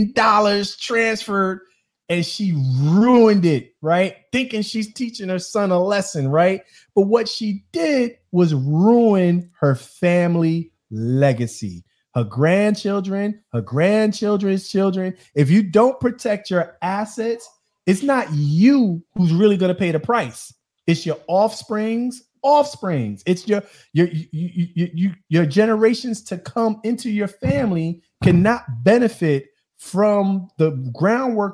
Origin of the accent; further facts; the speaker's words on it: New York City, New York, United States; I grew up. I'm from the Bronx